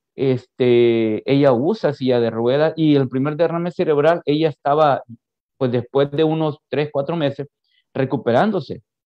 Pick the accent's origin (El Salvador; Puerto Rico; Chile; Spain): El Salvador; San Vicente; moved away as an adult; now in Houston, United States; yo soy del, del, interior del país, exactamente de San Vicente. Ahí me crié. Ahí me crié, así que me considero 100% vicentino.